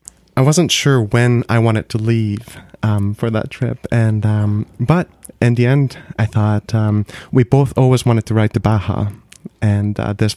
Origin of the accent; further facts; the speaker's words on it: Vancouver, British Columbia, Canada; Well, we're both from Vancouver, Canada